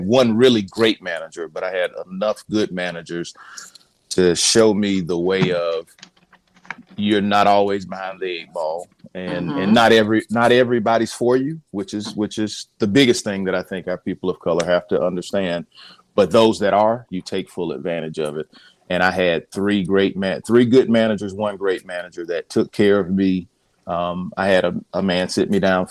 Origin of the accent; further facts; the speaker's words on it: Columbia, South Carolina, United States; I'm a South Carolina native, born and raised in Columbia, South Carolina